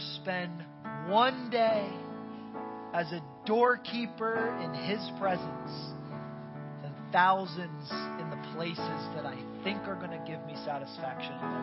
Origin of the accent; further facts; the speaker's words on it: Northeast, United States; now in Tampa, United States; I'm from the Northeast